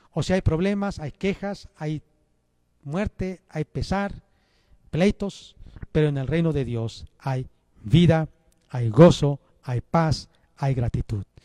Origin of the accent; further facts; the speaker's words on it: Mexico; Los mexicanos tenemos rasgos, características, cultura, lenguaje, tradiciones como mexicanos